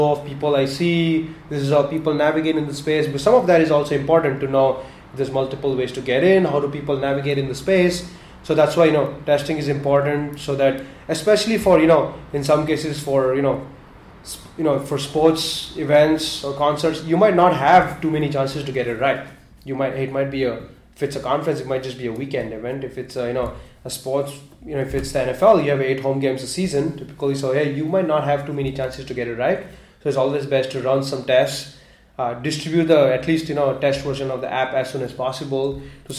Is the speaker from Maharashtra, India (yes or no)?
yes; Mumbai, Maharashtra, India; Growing up in Mumbai